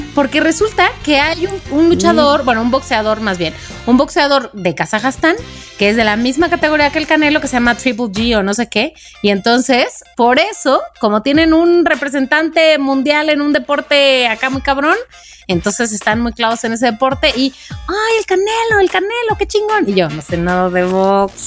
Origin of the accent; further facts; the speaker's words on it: Mexico; soy de México